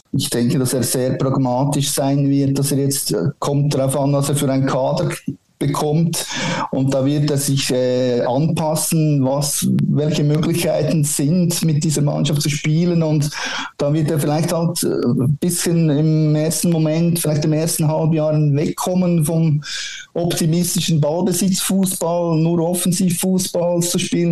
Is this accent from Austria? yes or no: no; Switzerland; bei uns in der Schweiz